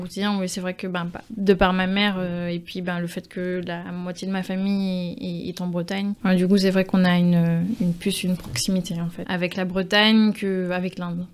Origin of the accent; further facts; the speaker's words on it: Guadeloupe; also born or lived in Ivry-sur-Seine, France / Trinidad; je suis née, à Ivry mais, mais je suis j'ai grandi en Guadeloupe